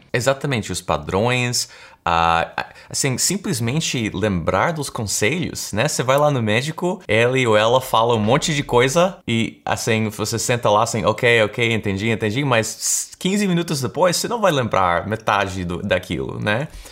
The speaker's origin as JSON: {"language": "Portuguese", "country": "United States", "tie": "born or raised there", "accent": "American", "second_language": "Portuguese", "said": "percebo aquele sotaque americano que eu tenho, porque eu nasci aqui, na verdade. Uh, então, eu sou americano"}